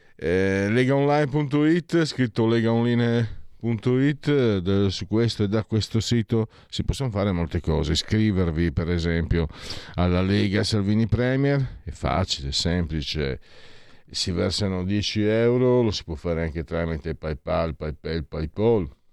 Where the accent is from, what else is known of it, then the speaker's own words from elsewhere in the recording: Friuli-Venezia Giulia, Italy; da dove vengo io, Friuli